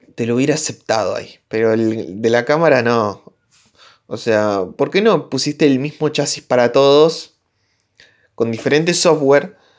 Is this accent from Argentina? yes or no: yes; Argentina; soy de Argentina, soy de Latinoamérica